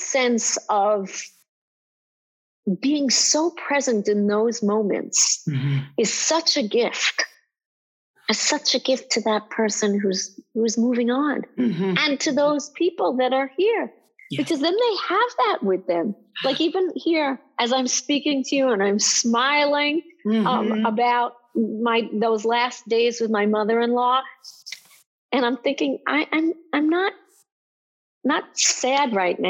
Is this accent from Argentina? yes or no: no; Israel; I grew up in Israel